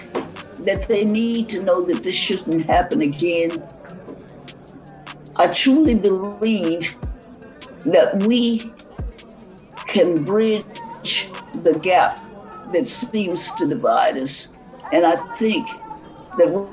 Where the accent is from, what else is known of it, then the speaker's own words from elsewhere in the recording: Texas, United States; also born or lived in Marshall, Texas / Fort Worth, Texas; born in Marshall, Texas, and that was where I first attended Juneteenth festivals